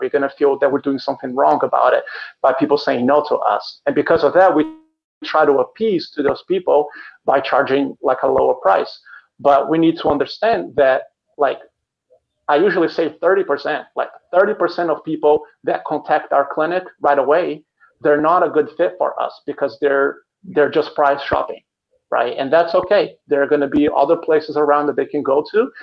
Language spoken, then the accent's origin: English; Brazil; moved away as an adult; now in Chicago, United States; I live in Chicago, here in the United States, but originally I'm from Brazil. I've been in the United States for 15 years now